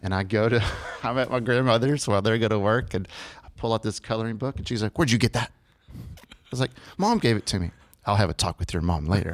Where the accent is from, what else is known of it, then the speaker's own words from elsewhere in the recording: Lubbock, Texas, United States; I'm from Lubbock, Texas